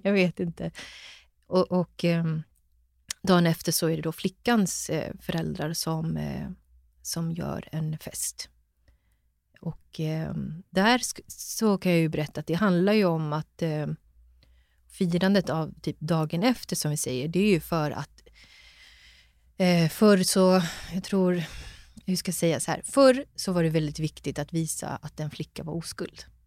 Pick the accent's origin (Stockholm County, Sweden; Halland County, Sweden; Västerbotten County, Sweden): Stockholm County, Sweden; Stockholm; jag är född och uppväxt i Stockholm och bor i Stockholm